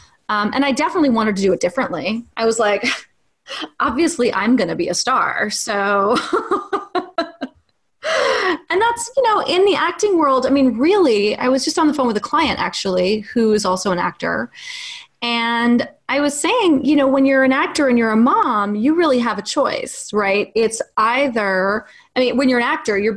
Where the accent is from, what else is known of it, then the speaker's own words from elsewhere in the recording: New York City, New York, United States; I was raised by actors in New York City